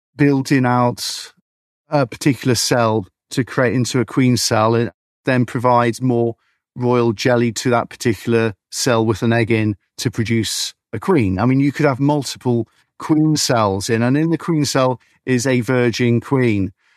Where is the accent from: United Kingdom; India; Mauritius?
United Kingdom; Beedon, South East England; I grew up in Beedon, I'm a beekeeper